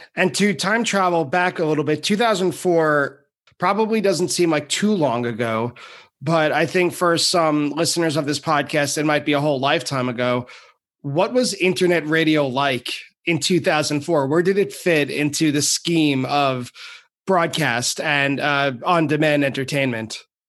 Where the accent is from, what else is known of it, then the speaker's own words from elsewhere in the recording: Long Island, New York, United States; I'm from Long Island